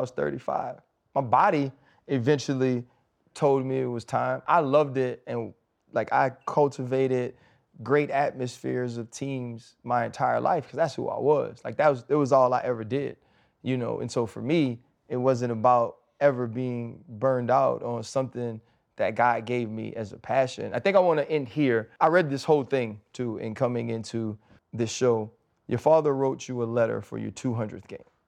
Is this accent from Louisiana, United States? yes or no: yes; New Orleans, Louisiana, United States; a team in my hometown